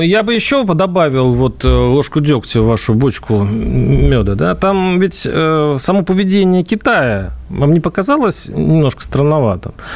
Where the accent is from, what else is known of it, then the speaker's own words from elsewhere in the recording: Russia; я россиянин